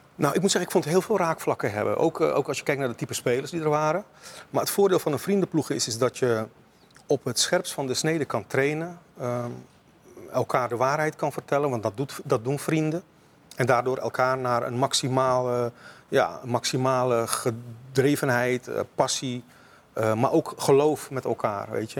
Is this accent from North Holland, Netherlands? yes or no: no; Rotterdam, South Holland, Netherlands; also born or lived in Suriname; als Rotterdammer